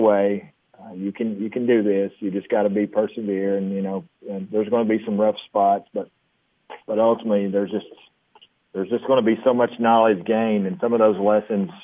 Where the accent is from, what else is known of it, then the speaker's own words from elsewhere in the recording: Monterey, Tennessee, United States; I'm from Monterey and I get to coach here